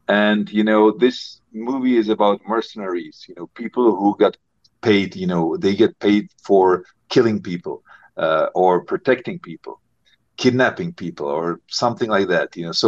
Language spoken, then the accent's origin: English; Prague, Czechia; English is a second language; Yes. I grew up in Prague. I have a cottage in South Bohemia, which is basically, you know, the area where Jan Žižka was fighting.